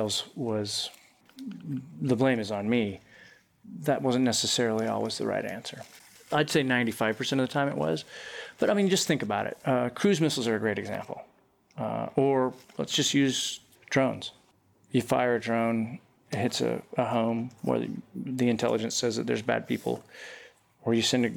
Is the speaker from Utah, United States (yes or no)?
yes; Utah, United States; moved away as an adult; I grew up in Utah